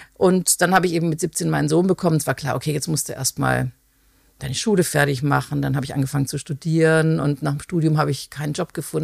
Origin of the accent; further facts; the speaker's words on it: Konstanz, Baden-Württemberg, Germany; ich komme, genau, ich bin ursprünglich aus Konstanz